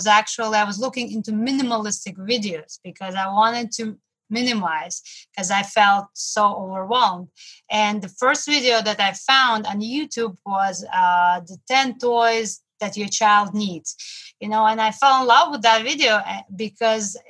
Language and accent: English; Moscow, Russia; now in New York City, United States; I came from Russia, from Moscow, and now I live in New York City